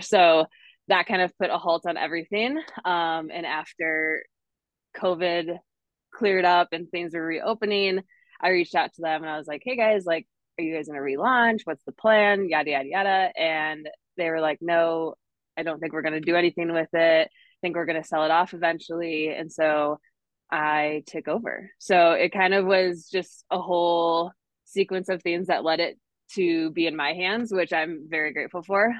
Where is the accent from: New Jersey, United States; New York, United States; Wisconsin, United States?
Wisconsin, United States; northern; moved away as an adult; now in Denver, United States; I'm originally from Wisconsin, way up in the northern part. Grew up on the lake, love the lake life.